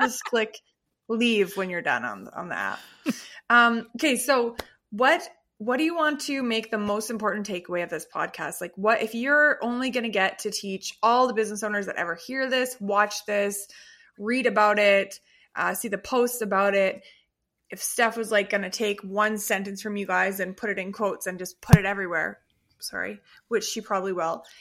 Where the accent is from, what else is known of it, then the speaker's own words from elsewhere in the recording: Canada; we're so Canadian